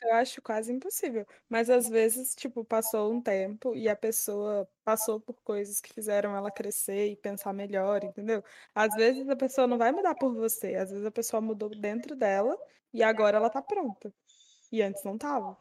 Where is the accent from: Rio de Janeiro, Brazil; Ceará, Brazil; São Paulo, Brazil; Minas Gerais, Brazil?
Minas Gerais, Brazil; eu sou mineira